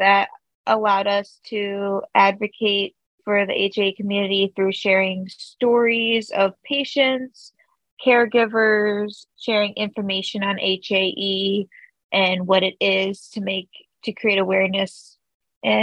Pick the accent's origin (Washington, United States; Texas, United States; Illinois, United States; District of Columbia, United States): Illinois, United States; Chicago; I'm from the suburbs of Chicago